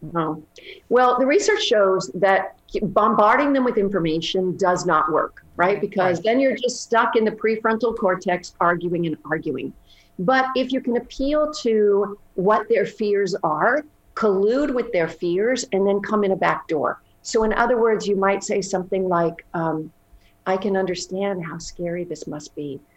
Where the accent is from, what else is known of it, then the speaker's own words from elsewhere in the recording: Canada; moved away; I'm originally Canadian